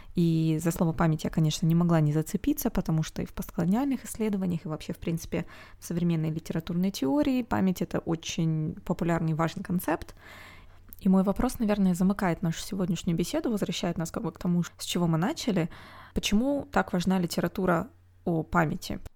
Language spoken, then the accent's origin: Russian; Omsk, Omsk Oblast, Russia; moved away; Омск, это мой родной город